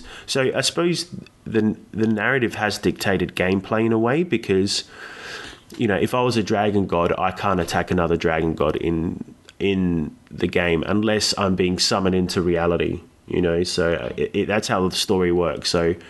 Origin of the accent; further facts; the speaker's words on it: Cyprus; my background is, I'm from Greek, I'm Greek Cypriot. So like people of Cyprus, we have a lot of links to Greek, Egyptian, Syrian mythology, all that region.